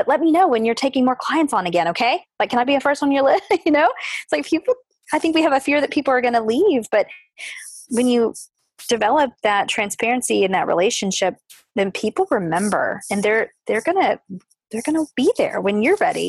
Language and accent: English; the South, United States; growing up in the South as a woman